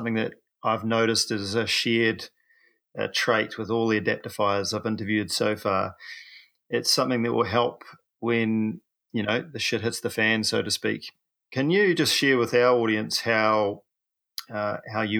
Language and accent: English; New Zealand; I'm a paraplegic from New Zealand